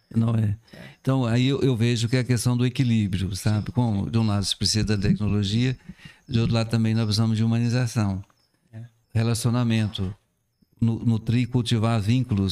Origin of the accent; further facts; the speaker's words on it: Cabo Verde, Minas Gerais, Brazil; now in Salinas, Brazil; eu fui criado na zona rural, em Cabo uhum. Verde